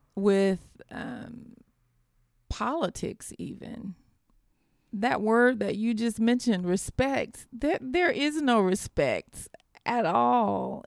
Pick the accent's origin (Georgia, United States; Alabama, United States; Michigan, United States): Georgia, United States; Americus; Americus, Georgia, which is my hometown